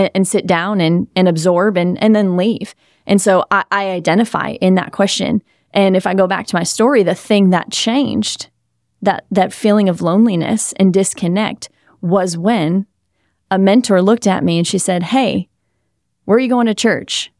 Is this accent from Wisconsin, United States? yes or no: yes; Wisconsin, United States; also born or lived in Southern California; now in South Florida, United States; I grew up in Wisconsin. I lived for four years in Southern California. Now I'm here in South Florida